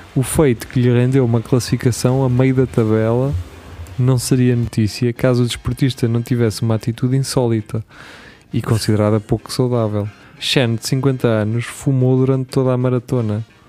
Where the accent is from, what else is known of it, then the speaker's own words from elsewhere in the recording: Portugal; nós portugueses